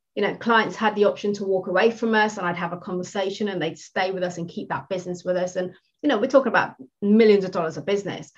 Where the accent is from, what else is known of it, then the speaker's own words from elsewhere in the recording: United Kingdom; first language English; I'm I'm British, I speak English, I don't speak anything else.